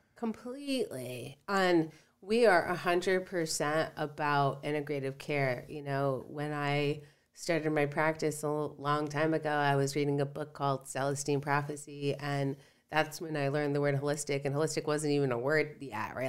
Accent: Stratford, Connecticut, United States; I grew up in Stratford.

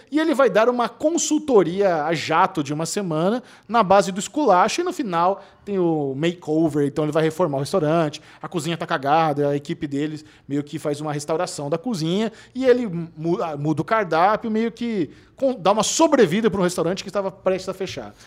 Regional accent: São Paulo, Brazil; eu sou paulistano

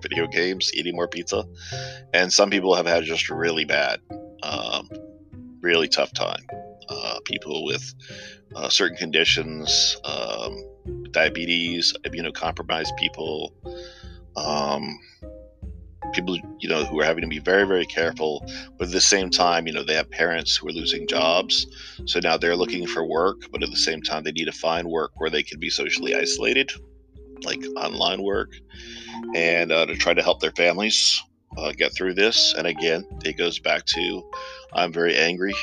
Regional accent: Georgia, United States; moved away; the people of Georgia. It's my home state

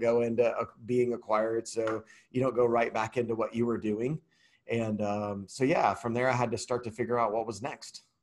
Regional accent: Atlanta, Georgia, United States; I was born in Atlanta, Georgia, I haven't left

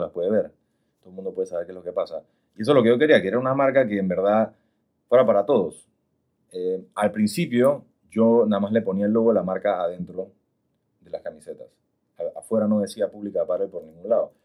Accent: Panama; panameño, 100%.

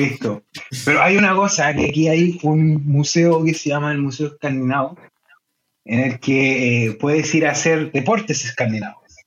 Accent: Chile; moved away as an adult; now in Denmark; soy chileno

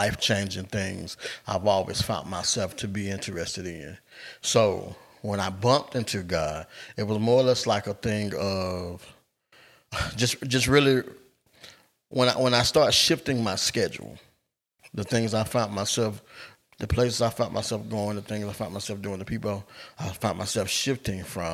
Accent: Albany, United States; we grew up in Albany

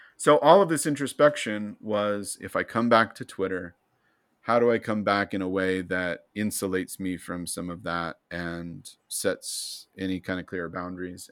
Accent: United States; I'm white, I'm educated, I'm American, I'm male

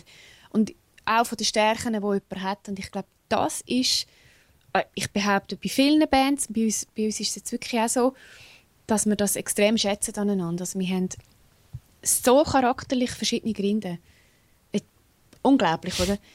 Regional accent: Switzerland; accent: Swiss German; first language Swiss German; Ich kann Englisch ist auch meine Zweitsprache, aber ich denke in Schweizerdeutsch. Genau. Ich rede in Schweizerdeutsch

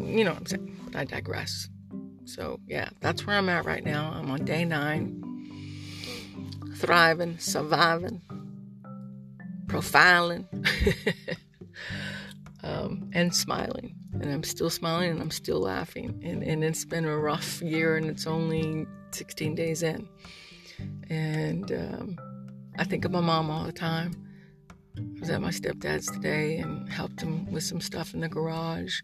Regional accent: United States; I'm a veteran. I'm an American

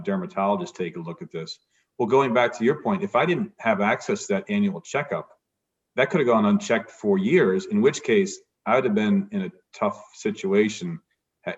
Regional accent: Providence, Rhode Island, United States; I grew up in Providence, Rhode Island

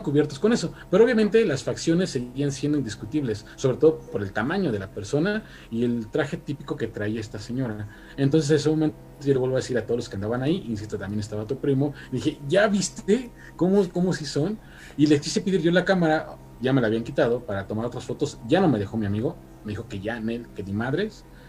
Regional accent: State of Mexico, Mexico; now in Mexico City, Mexico; yo soy del Estado de México para quien eh, lo sepa, actualmente ya resido aquí en la Ciudad de México

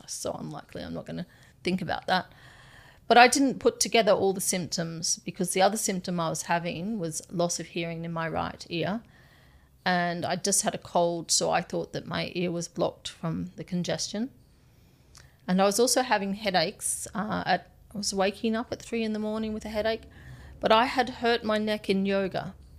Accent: Townsville, Queensland, Australia; now in Nepal; I'm from Magnetic Island, which is an island off the coast of Townsville.

